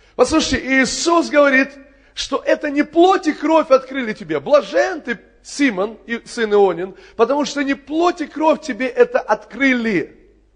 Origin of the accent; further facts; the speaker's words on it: Kerch, Crimea, Ukraine; moved away; это мой родной город. Я там родился в Керчи